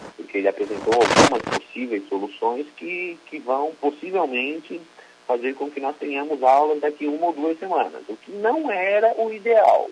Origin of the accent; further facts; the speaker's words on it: Criciúma, Santa Catarina, Brazil; Eu sou natural de Criciúma.